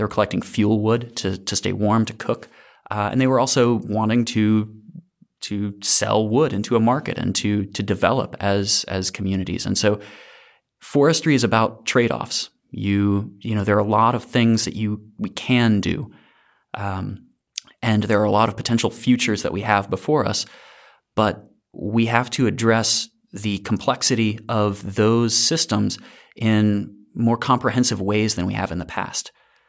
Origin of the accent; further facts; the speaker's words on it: Alabama, United States; I grew up in North Alabama, though not Wisconsin, but in kind of this funny place that it's like North Alabama's, you know, covered in woods, but it also has a NASA installation in Huntsville, Alabama.